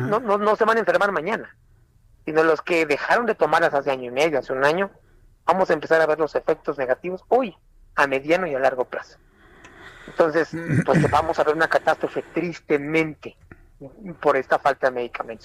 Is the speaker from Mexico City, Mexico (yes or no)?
no; San Cristóbal de las Casas, Chiapas, Mexico; Soy desempleado, vengo de Chiapas, de San Cristóbal de las Casas